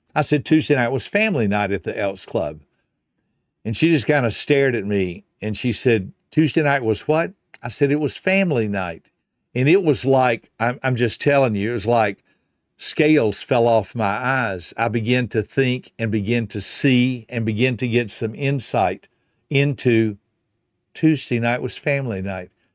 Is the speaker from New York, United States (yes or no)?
no; Griffin, Georgia, United States; the only restaurant in my hometown of Griffin, Georgia was a Hardee's restaurant